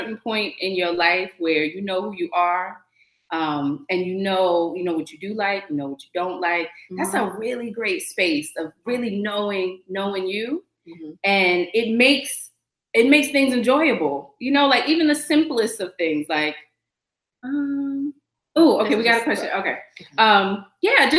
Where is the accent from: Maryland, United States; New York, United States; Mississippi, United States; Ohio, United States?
New York, United States; I'm such a New Yorker